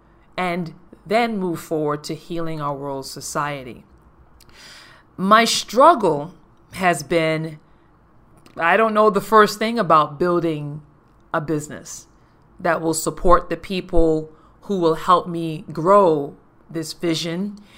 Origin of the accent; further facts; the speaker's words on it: Paradise, U.S. Virgin Islands; I was born and raised in Paradise, St. Thomas, U.S. Virgin Islands.